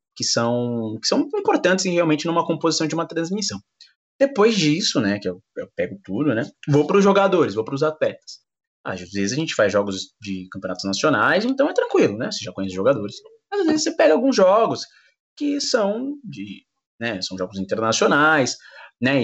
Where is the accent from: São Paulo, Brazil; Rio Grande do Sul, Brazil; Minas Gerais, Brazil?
São Paulo, Brazil; eu sou aqui morador de São Paulo, eu sou da Zona Leste